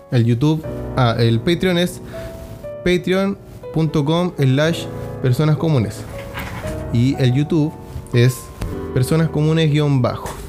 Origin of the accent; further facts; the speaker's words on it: Iquique, Tarapacá, Chile; vamos a hablar de algo que pasó aquí en Iquique, mi ciudad natal, en la que vivimos en el norte de Chile.